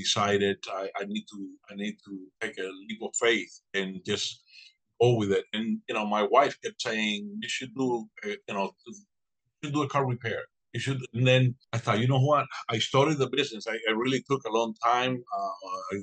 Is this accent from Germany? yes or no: no; Cuba; now in Ruskin, United States; I was born and raised in Cuba